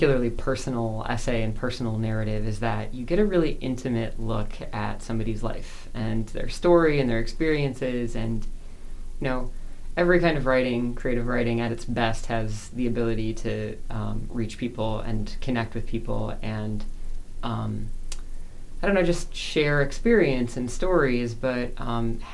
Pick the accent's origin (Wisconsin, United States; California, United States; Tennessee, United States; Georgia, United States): Wisconsin, United States; also born or lived in Brooklyn, New York; now in Columbus, United States; my parents found themselves in Wisconsin, which is not a particularly Catholic place. And they baptized me Catholic